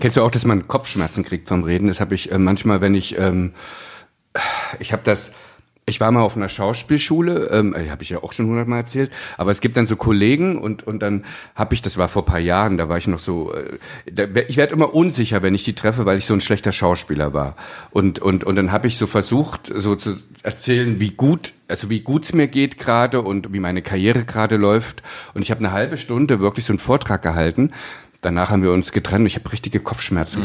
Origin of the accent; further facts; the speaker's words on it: Pößneck, Thuringia, Germany; ich komme ja aus Pößnick, das kennt kein Schwein